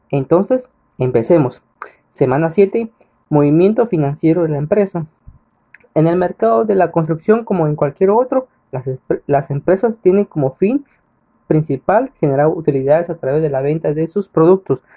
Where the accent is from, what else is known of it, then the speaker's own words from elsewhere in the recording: Catalina, San Marcos, Guatemala; Soy originario de Catalina San Marcos.